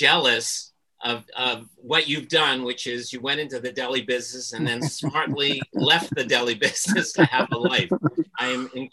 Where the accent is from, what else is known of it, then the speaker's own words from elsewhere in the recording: Montreal, Quebec, Canada; growing up in Montreal